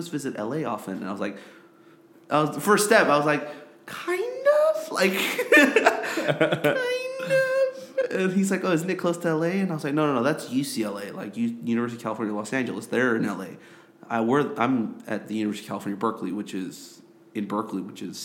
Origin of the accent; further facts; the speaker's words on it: South Korea; moved away as an adult; I grew up in Korea